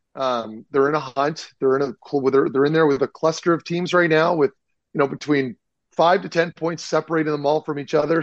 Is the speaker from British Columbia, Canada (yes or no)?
no; Ottawa, Ontario, Canada; that's my hood, man. I grew up in the South End by South